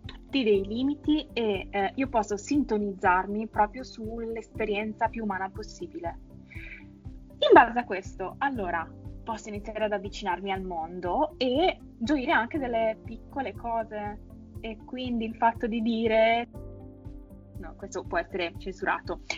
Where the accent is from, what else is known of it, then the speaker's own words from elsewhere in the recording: Vicenza, Veneto, Italy; siamo di Vicenza